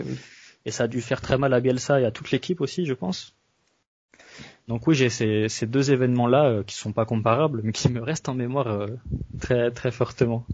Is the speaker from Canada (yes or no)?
no; French Basque Country, Nouvelle-Aquitaine, France; en tant que basque